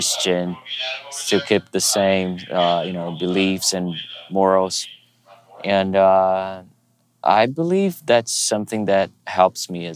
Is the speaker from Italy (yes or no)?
no; Brazil; moved away; I was kind of one of these kids back in my hometown church in Brazil